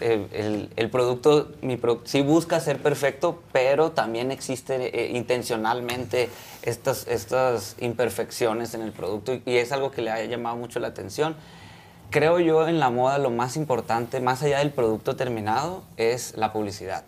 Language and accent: Spanish; Culiacán, Sinaloa, Mexico; now in Mexico City, Mexico; yo soy de Culiacán, y yo me vine a la Ciudad de México